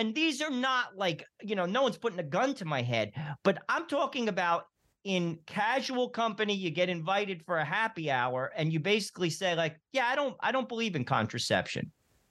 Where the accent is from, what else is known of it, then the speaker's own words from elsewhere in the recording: New Jersey, United States; I'm from New Jersey.